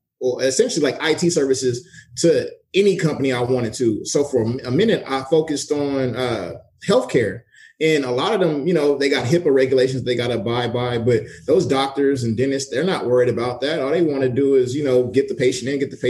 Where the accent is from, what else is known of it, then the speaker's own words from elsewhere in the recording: Los Angeles, California, United States; now in San Diego, United States; I'm from